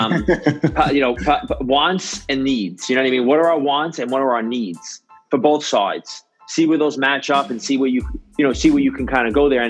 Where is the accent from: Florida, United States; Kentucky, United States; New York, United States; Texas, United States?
New York, United States; I grew up in New York and I lived in New York City for a long time